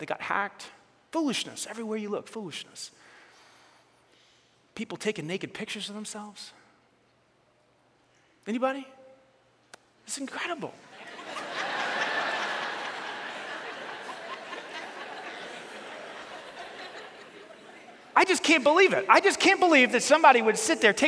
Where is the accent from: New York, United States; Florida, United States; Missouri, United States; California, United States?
New York, United States; New York City; we grew up in New York, and Staten Island's part of New York City